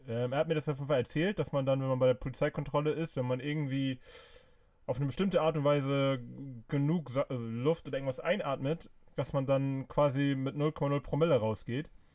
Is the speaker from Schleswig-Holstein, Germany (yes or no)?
yes; Flensburg, Schleswig-Holstein, Germany; ich bin ja äh, gebürtiger Flensburger